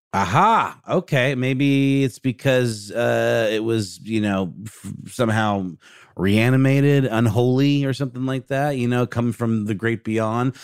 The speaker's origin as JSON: {"language": "English", "town": "Augusta", "region": "Georgia", "country": "United States", "tie": "born or raised there", "said": "There's a restaurant in my hometown of Augusta, Georgia called Knuckle Sandwiches."}